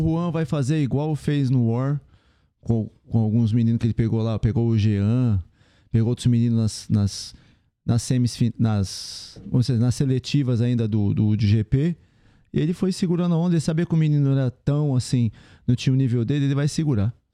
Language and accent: Portuguese; São Paulo, Brazil; a gente é de São Paulo